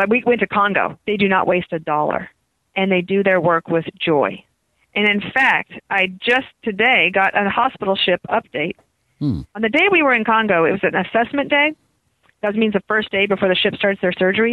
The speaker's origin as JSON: {"language": "English", "region": "Wyoming", "country": "United States", "also_born_or_lived": "Denver, Colorado / Washington, District of Columbia, United States / New York", "moved": "yes", "said": "I'm from Wyoming"}